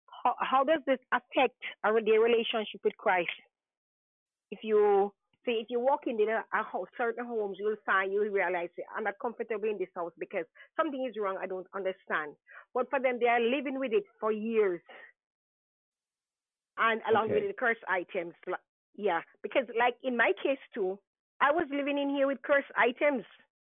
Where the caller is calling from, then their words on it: New York, United States; New York.